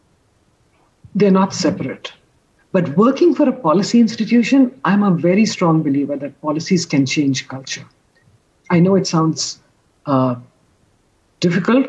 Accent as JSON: {"language": "English", "country": "India", "said": "as an Indian"}